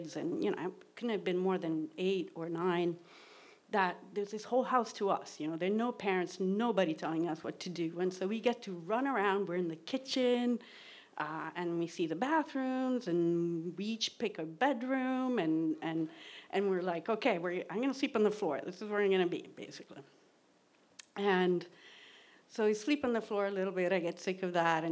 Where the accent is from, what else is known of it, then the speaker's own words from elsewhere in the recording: Rome, Lazio, Italy; moved away; I grew up in Rome, Italy, in the suburbs of Rome